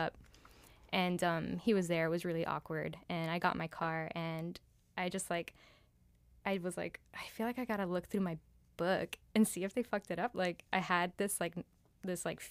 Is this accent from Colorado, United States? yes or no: no; Miami, Florida, United States; also born or lived in New York; I was born in Miami